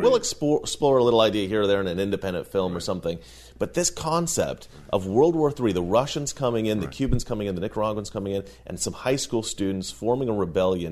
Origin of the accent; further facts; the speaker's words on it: Oregon, United States; we grew up in Oregon